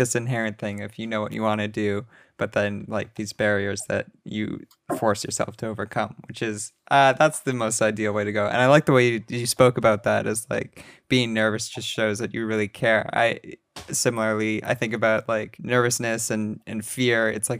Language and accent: English; Canada; you know, as a Canadian.